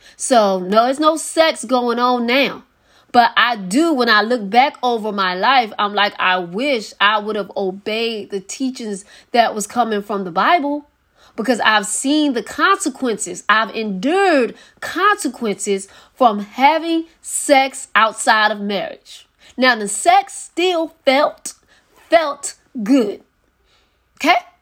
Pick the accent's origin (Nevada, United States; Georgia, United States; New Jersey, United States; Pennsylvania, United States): Pennsylvania, United States; Philadelphia; I know it's in Philadelphia, Pennsylvania, my hometown